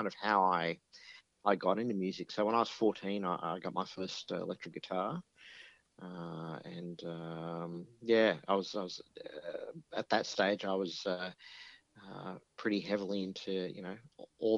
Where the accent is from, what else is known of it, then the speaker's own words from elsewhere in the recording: Egypt; now in Australia; My dad actually had a really interesting gig when we grew up in Egypt